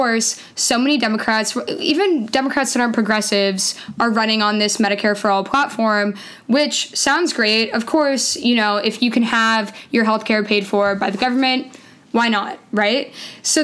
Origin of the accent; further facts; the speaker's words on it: Canada; moved away as an adult; now in United States; I'm Canadian originally